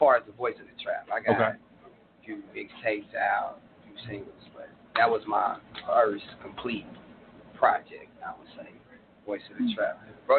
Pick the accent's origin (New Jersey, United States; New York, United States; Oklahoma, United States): Oklahoma, United States; Tulsa; also born or lived in California; Born and raised in Tulsa. Mm-hmm.